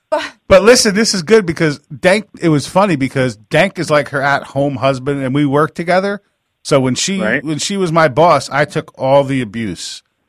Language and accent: English; New York, United States; I'm from New York